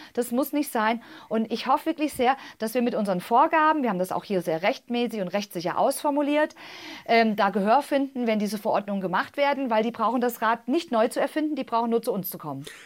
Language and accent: German; Tann, Hesse, Germany; Ich bin ja im Zonenrandgebiet aufgewachsen, in Tannen der Rhön